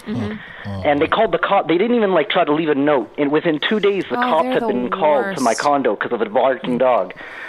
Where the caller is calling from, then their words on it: Montreal, Quebec, Canada; accent: Canadian; That's right. Calling from Quebec, actually. So the French bit, hilarious.